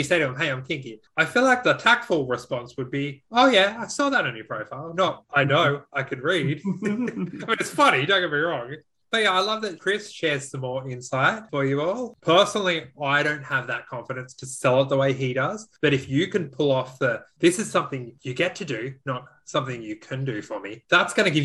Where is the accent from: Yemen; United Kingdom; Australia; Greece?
Australia